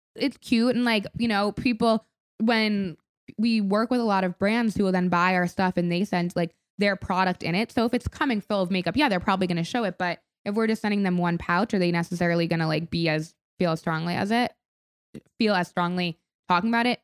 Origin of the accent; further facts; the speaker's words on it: Palm Beach, Florida, United States; moved away; we grew up in Palm Beach